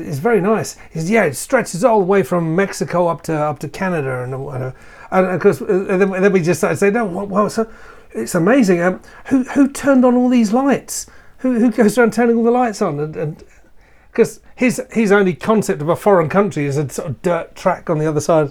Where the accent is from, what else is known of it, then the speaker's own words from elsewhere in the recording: London, United Kingdom; I'm from London